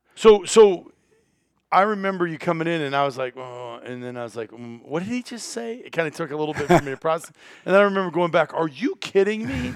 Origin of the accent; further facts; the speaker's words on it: Iowa, United States; the counties where I grew up in Iowa